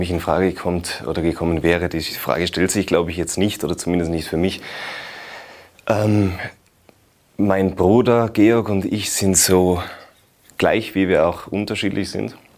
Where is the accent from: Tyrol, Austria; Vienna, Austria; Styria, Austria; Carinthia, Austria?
Tyrol, Austria; Generell als Tiroler Schauspieler, als junger Tiroler Schauspieler bei den Volksschauspielen mitzuwirken, ist eine große Freude und eine große Ehre.